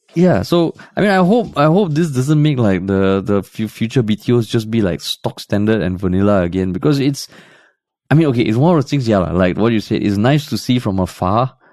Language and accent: English; Tampines, Singapore; growing up in Tampines